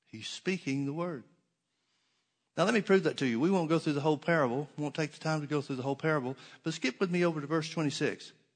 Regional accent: the South, United States; I grew up in the South and we had oak trees.

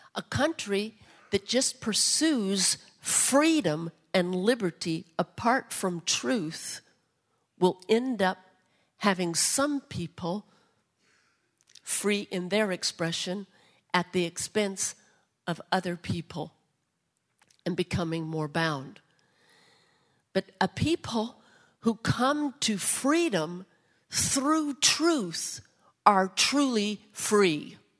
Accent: United States; as American citizens

